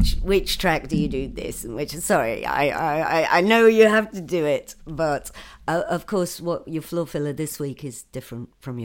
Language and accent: English; the Northeast, North East England, United Kingdom; I'm from the Northeast